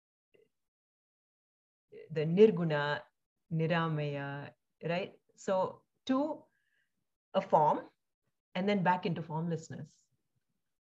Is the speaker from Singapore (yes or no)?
yes; Singapore; also born or lived in India / Palakkad, Kerala, India; so I was also born in India, and I grew up in Singapore.